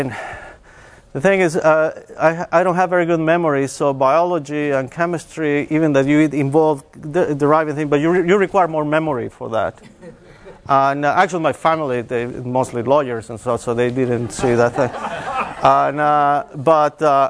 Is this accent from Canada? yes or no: no; Mexico; moved away as an adult; also born or lived in Texas; I'm originally from Mexico, and I started my bachelor's in math